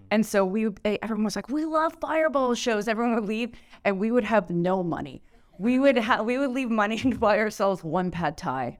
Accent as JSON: {"language": "English", "country": "Canada", "said": "I'm so Canadian"}